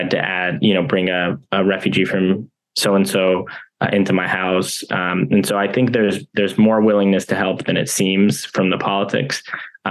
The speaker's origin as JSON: {"language": "English", "country": "United States", "tie": "born or raised there"}